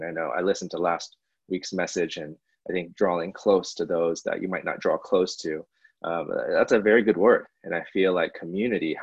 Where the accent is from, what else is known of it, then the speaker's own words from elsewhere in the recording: Bay Area, California, United States; I grew up in the Bay Area